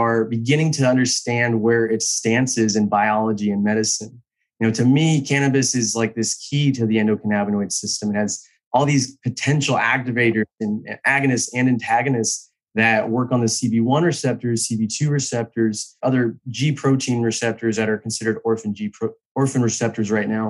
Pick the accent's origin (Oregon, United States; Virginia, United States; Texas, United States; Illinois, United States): Texas, United States; also born or lived in Israel; I'm a biochemist from Texas, trained in Texas State University